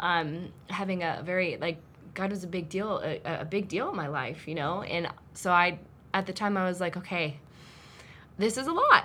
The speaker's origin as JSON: {"language": "English", "region": "Arizona", "country": "United States", "tie": "born or raised there", "also_born_or_lived": "Phoenix, Arizona", "moved": "as an adult", "lives_now": "Northern Virginia, United States", "said": "I actually was born and raised in Arizona"}